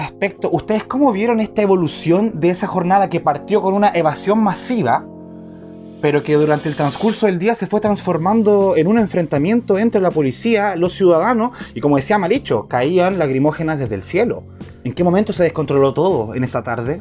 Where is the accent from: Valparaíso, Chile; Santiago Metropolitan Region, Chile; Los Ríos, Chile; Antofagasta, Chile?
Valparaíso, Chile; yo soy de Valparaíso